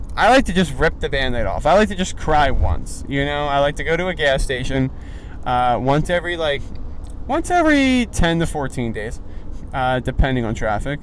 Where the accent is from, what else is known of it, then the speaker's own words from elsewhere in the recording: East Coast, United States; now in Los Angeles, United States; I'm from the East Coast